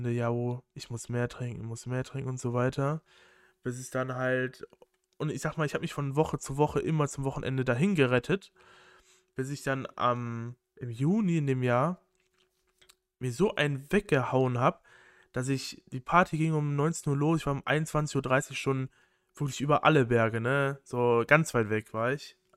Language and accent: German; North Rhine-Westphalia, Germany; ich komme so aus Kreis Köln, da ist der Karneval ein richtiges Ding